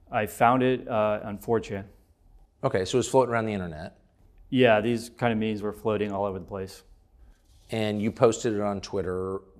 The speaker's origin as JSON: {"language": "English", "region": "Vermont", "country": "United States", "tie": "born or raised there", "also_born_or_lived": "New York", "moved": "as an adult", "said": "I grew up in Vermont."}